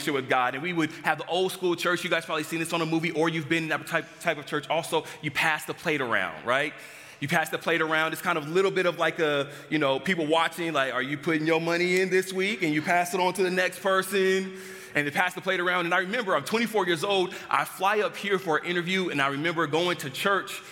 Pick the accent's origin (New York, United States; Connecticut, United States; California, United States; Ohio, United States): California, United States; Los Angeles; moved away; I grew up back in Los Angeles, California, and I grew up in a household, two-parent household